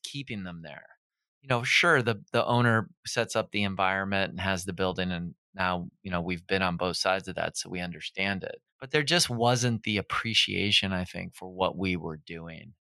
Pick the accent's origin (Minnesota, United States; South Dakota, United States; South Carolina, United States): Minnesota, United States; moved away as an adult; also born or lived in Encino, California; now in Pasadena, United States; I'm from Minnesota originally